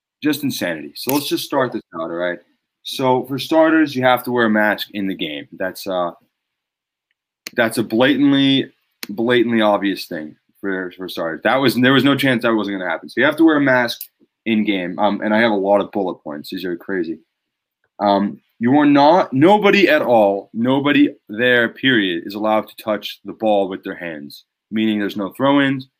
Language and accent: English; Massachusetts, United States; This is where we're from. We're from Massachusetts